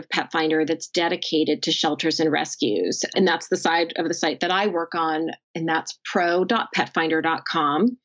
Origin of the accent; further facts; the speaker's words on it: New Jersey, United States; my home state of New Jersey